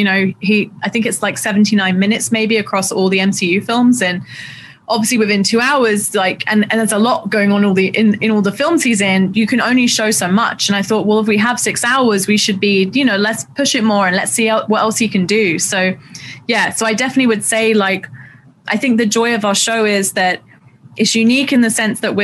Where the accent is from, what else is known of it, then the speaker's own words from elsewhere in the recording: London, United Kingdom; I grew up in Southeast London